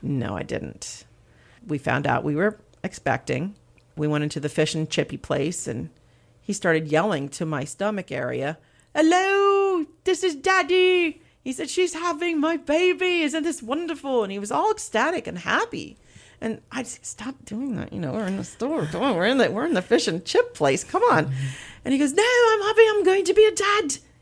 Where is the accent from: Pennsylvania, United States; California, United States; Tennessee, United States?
Pennsylvania, United States; moved away as an adult; also born or lived in New York; now in Seaford, Delaware, United States; I'm originally from Pennsylvania